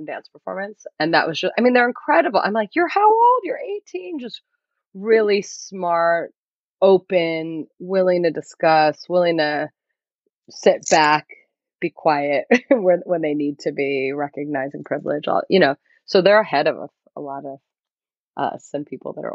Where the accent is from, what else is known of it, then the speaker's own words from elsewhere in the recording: United States; we're born and raised here. And it's new for so many people because we're the first generation to be born here